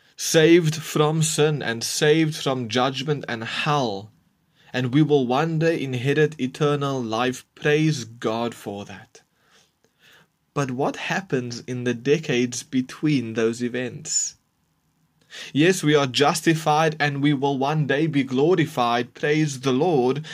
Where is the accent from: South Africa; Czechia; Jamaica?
South Africa; We are Christians, and we are South African